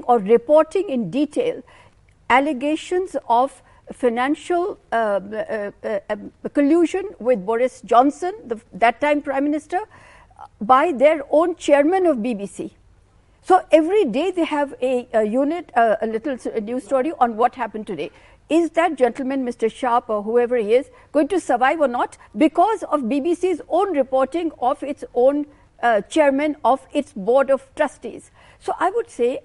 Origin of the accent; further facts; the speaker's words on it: India; as a journalist, to me as an Indian citizen